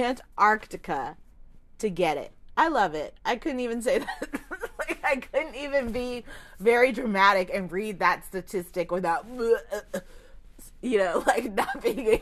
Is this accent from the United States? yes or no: yes; United States; how we do things here in the States